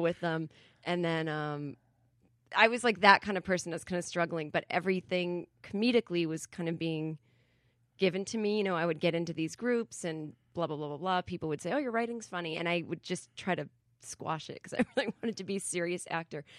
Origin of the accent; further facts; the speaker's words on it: Massachusetts, United States; moved away as an adult; also born or lived in New York; I'm from Massachusetts originally